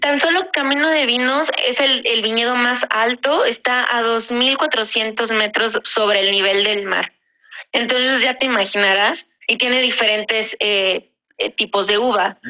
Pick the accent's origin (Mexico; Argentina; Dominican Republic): Mexico; nosotros como mexicanos